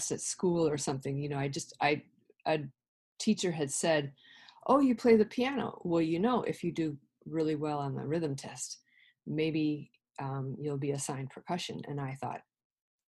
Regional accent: Madison, Wisconsin, United States; moved away as an adult; also born or lived in Illinois; I was growing up in Madison, Wisconsin

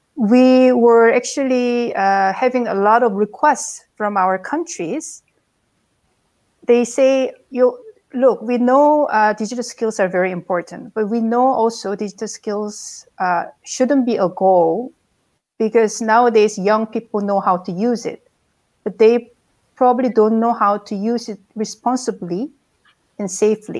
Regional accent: South Korea; also born or lived in Bangkok, Thailand; now in Hamburg, Germany; originally, I'm from South Korea

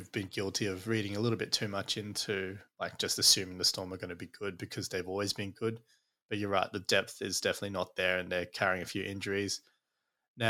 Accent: Queensland, Australia; as a Queenslander

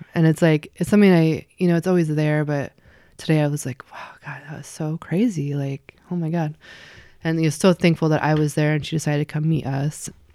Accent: Eugene, Oregon, United States; moved away as an adult; also born or lived in Spokane, Washington / Richland, Washington / Camp Sherman, Oregon / Seattle, Washington; Eugene is where I grew up. So from when I was two and a half to, hmm, eighteen.

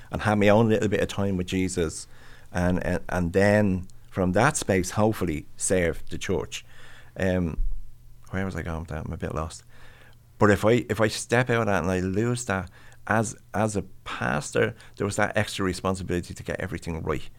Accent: Ireland; I'm Irish.

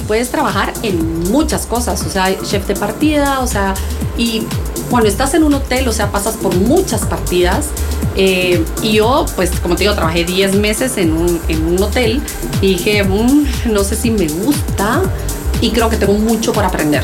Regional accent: Guatemala; also born or lived in Barcelona, Spain; yo como buena chapina

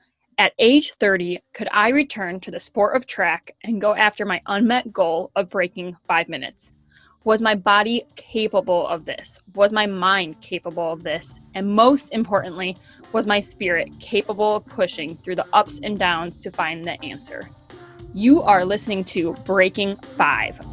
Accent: Kenosha, Wisconsin, United States; UW Parkside, which is in my hometown of Kenosha, Wisconsin

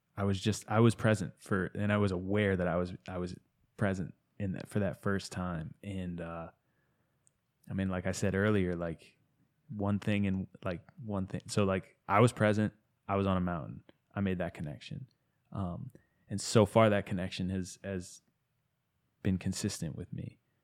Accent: outside of Boston, Massachusetts, United States; now in Asheville, United States; I grew up outside of Boston

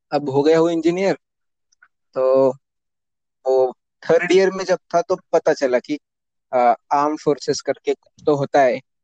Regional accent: Nashik, Maharashtra, India; also born or lived in Pune; मैं नासिक महाराष्ट्र से हूँ दसवीं बारहवीं मैंने नासिक से ही की

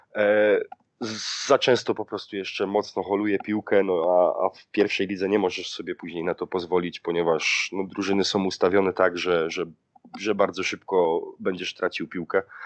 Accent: Silesian Voivodeship, Poland; now in Germany; ja pochodzę ze Śląska

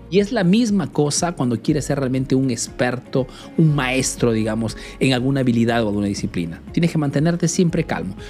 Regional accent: Peru; now in Italy; soy un emprendedor peruano que vive ese negocio en Italia, en Europa principalmente

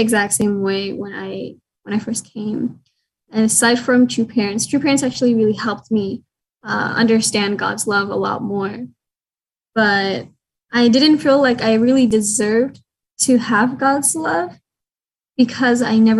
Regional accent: Las Vegas, Nevada, United States; I was born and raised in Las Vegas.

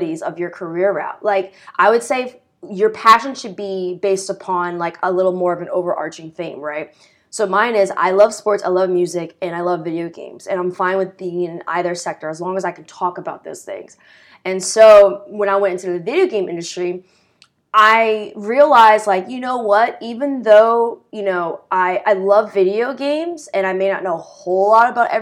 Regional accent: United States; We're from the New York City area and states around.

